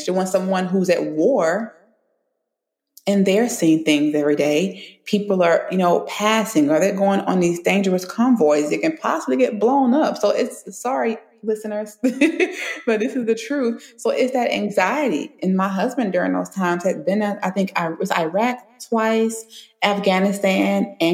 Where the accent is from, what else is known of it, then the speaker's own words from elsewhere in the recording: Baton Rouge, Louisiana, United States; moved away as an adult; also born or lived in Florida / California; I'm from Baton Rouge